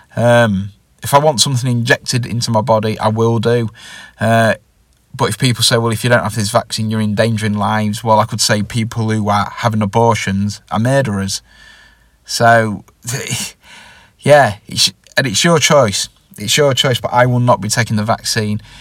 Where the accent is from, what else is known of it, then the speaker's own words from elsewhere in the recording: England, United Kingdom; I'm from England